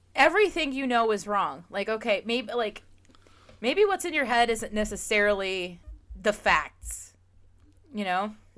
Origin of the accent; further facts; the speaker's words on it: Pennsylvania, United States; now in Jacksonville, United States; I live in Florida now and I grew up in Pennsylvania